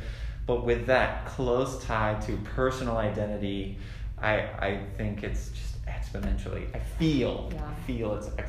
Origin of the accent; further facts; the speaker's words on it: Hawaii, United States; moved away; I grew up in Hawaii